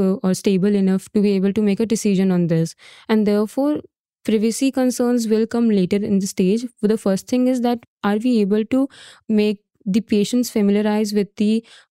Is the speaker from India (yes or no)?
yes; India; I'm from India